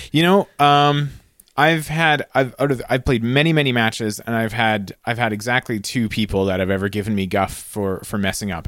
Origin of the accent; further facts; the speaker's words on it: Canada; as a Canadian